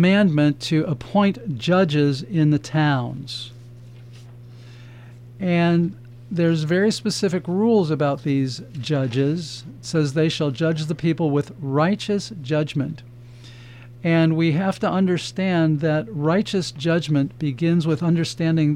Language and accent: English; Chicago, Illinois, United States; I'm from Chicago